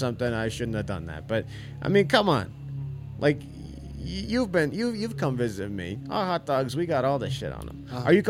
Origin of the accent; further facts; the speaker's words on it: Chicago, Illinois, United States; I'm from fucking Chicago